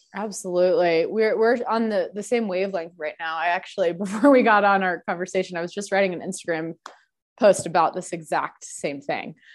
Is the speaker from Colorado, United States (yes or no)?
yes; Denver, Colorado, United States; growing up in Denver